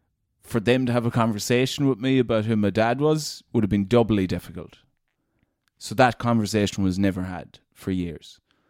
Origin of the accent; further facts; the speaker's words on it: Glenade, Leitrim, Connacht, Ireland; In a place called Glen Aid in Leitrim.